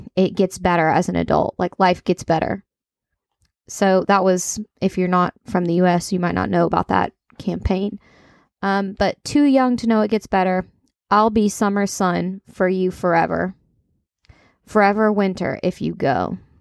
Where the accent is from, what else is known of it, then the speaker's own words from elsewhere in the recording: Kentucky, United States; accent: country; I'm from Kentucky